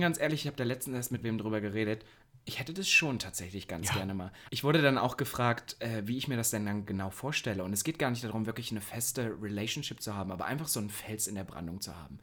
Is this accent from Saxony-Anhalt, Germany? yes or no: yes; Halle, Saxony-Anhalt, Germany; moved away; in meiner Heimat